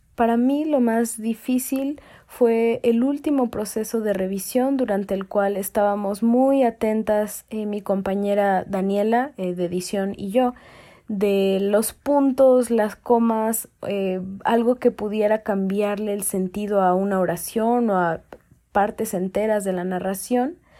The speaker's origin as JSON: {"language": "Spanish", "country": "Mexico", "said": "vivimos el día a día, el ser mexicanos"}